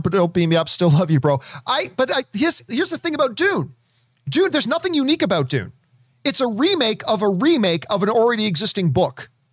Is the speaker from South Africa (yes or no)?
no; Canada; as a Canadian kid myself